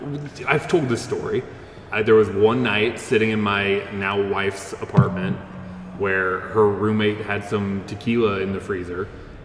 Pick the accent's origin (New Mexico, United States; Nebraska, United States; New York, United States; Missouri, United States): Nebraska, United States; I am from Nebraska.